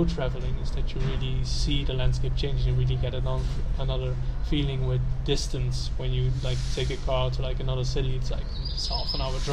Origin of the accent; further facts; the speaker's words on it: Netherlands; I'm from the Netherlands.